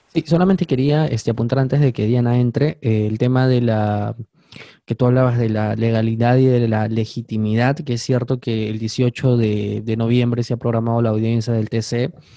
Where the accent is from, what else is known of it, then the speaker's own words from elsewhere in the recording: Peru; somos ciudadanos peruanos